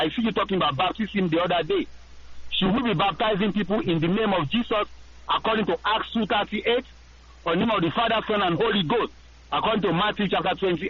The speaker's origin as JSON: {"language": "English", "country": "Nigeria", "moved": "yes", "lives_now": "Alexandria, United States", "said": "I live in Alexandria, Louisiana, but I'm from Nigeria, Africa."}